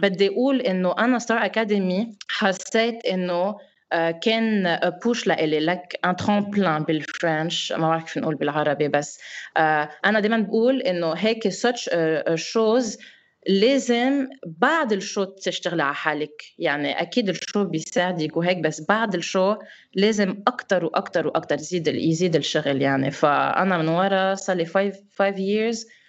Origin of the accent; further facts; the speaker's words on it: Lebanon; moved away as an adult; now in Dubai, United Arab Emirates; انا خلقني بفرنسا وكبرت بفرنسا و... واول وحده بدي ارجع على بلدي